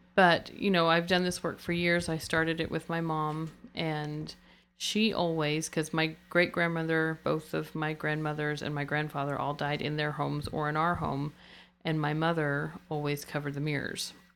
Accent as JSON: {"language": "English", "country": "United States", "said": "being American"}